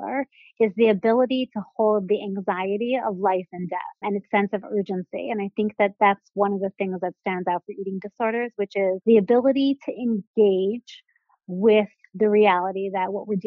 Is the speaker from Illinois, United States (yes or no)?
no; Seattle, Washington, United States; moved away as an adult; now in New York, United States; I'm originally from Seattle, Washington, not a native New Yorker